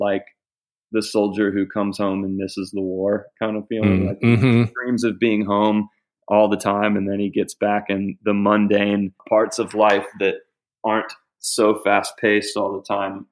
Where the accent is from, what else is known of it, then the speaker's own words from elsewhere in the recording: Springfield, Ohio, United States; we lived right across from my grandpa as a kid growing up on East High Street in Springfield, Ohio. And for the first 6 years of my life, that's where we were